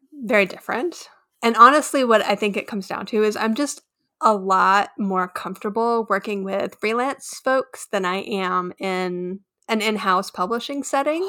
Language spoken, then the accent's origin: English; Texas, United States; I'm also from Texas